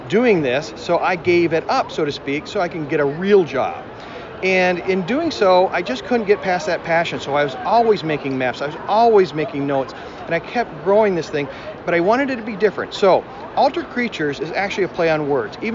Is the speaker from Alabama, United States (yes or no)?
no; Wisconsin, United States; Wisconsin. Actually, I live right on the Mississippi River. So we see deer and, and uh, bald eagles and stuff all the time. Small little town, about five, 6,000 people.